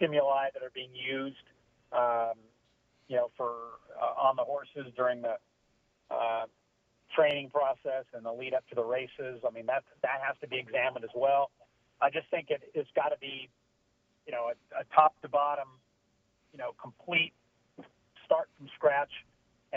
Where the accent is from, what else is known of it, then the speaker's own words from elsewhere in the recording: Long Beach, California, United States; I grew up growing up in Long Beach, Los Alamitos